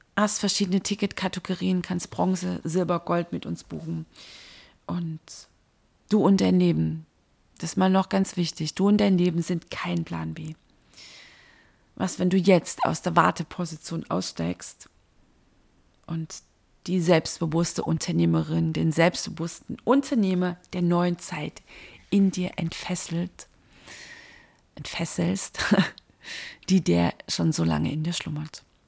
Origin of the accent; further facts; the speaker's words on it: Dresden, Saxony, Germany; In meiner Heimatstadt